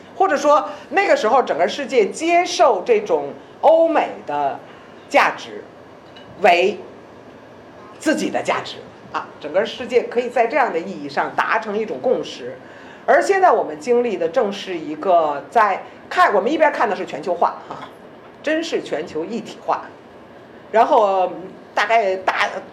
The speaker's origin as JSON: {"language": "Chinese", "country": "China", "said": "我是一个中国人"}